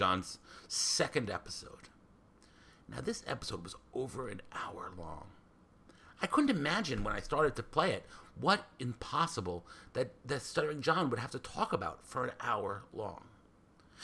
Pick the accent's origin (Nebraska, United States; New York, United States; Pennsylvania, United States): New York, United States; New York City; I grew up in New York City